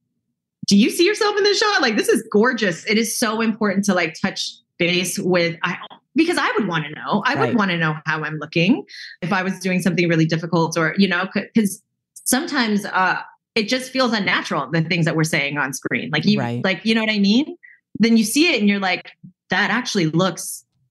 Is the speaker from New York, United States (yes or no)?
no; the Bay Area, California, United States; I grew up in the Bay and in like a suburb in the Bay, kind of like a baby Oakland